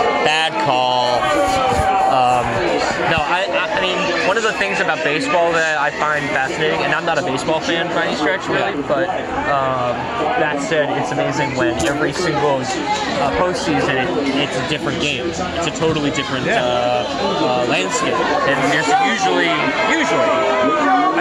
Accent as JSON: {"language": "English", "region": "New York", "country": "United States", "said": "I'm from New York"}